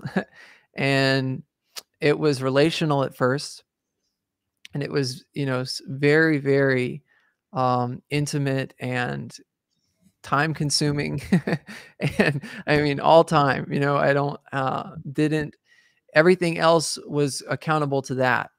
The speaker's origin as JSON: {"language": "English", "region": "the South", "country": "United States", "tie": "born or raised there", "said": "I was raised in the South, so, uh, I was raised around Christianity and, and so, right here in the, in the Bible Belt, as they call it"}